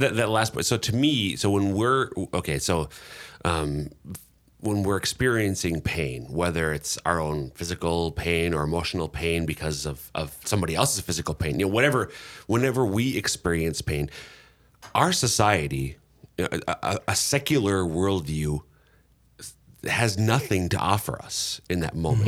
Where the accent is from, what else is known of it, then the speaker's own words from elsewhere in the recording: Minnesota, United States; Minnesota, my home state